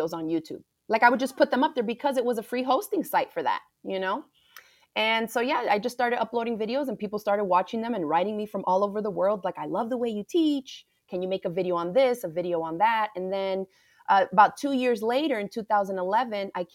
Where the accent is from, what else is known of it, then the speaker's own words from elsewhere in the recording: Miami, Florida, United States; I grew up right in Miami, Florida. My family is from the Caribbean